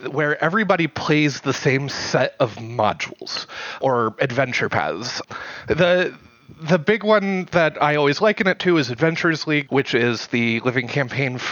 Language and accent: English; Indianapolis, Indiana, United States; I am from Indianapolis, Indiana